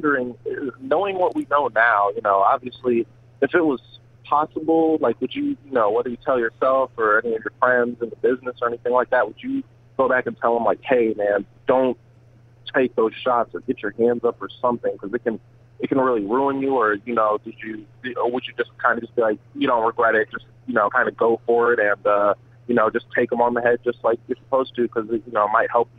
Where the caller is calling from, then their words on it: Cleveland, Ohio, United States; I'm calling from Cleveland, Ohio, actually.